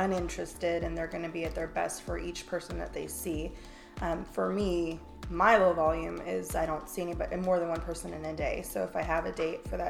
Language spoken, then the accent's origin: English; California, United States; I'm from California